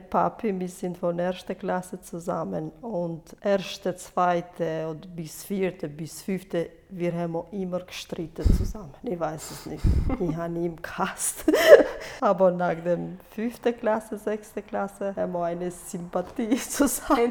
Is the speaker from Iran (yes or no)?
no; Kosovo; German is a second language; moved away as an adult; now in Switzerland; Ich bin in Kosovo geboren und dann bin ich 21 Jahre in Kosovo